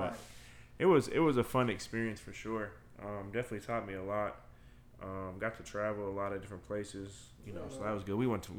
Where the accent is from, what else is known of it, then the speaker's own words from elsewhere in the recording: Los Angeles, California, United States; moved away as an adult; also born or lived in Atlanta; So I was born and raised in Los Angeles.